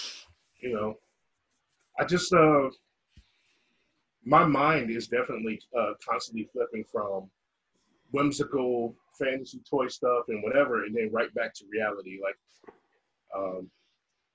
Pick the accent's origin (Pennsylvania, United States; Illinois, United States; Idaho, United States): Illinois, United States; Chicago; moved away; we're from Chicago